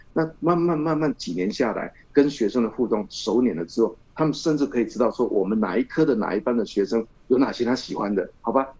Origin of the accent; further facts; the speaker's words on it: Chiayi, Chiayi City, Taiwan; 我们新华中学，除了可以造福我的故乡嘉义的这个学子